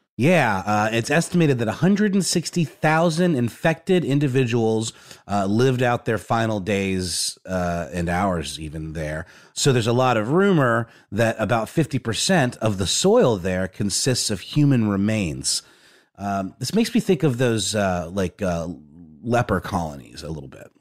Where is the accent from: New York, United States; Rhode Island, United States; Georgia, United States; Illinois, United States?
Georgia, United States; Augusta; I grew up in a town called Augusta, Georgia